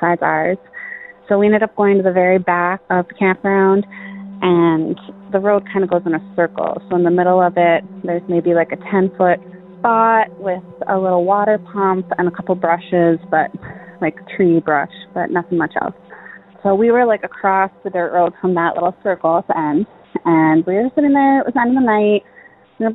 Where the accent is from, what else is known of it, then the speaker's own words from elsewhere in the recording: Michigan, United States; I'm from Michigan